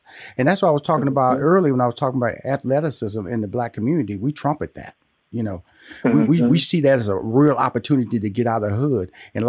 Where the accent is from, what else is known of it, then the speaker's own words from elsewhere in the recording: Houston, Texas, United States; I was born and raised in Houston, Texas. So I had Texas Southern in Houston, and I had Prairie View A&M down the road.